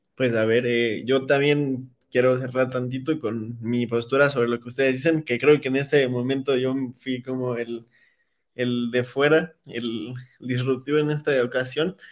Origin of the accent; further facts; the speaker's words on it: Mexico; como ciudadanos mexicanos